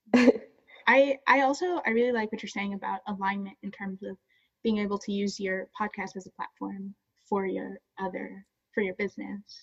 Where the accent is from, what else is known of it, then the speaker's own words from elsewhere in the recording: Jamaica; we're Jamaican